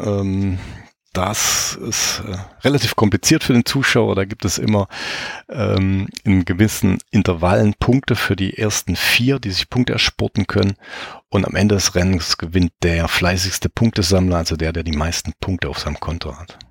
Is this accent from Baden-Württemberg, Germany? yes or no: yes; Baden-Württemberg, Germany; moved away; ich komme ursprünglich aus Baden-Württemberg